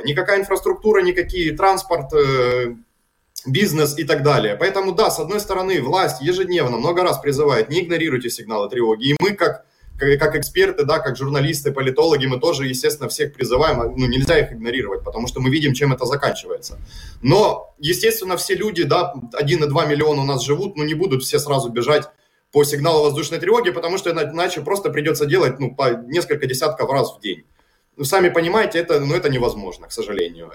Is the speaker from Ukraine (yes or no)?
yes; Kharkiv, Kharkiv Oblast, Ukraine; Харьковщина и мой родной город